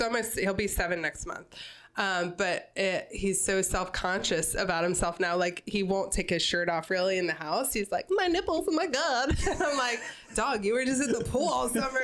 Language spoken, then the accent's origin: English; Newark, Delaware, United States; also born or lived in Wilmington; I grew up in Newark um, in a neighborhood called West Branch uh, for the majority of my childhood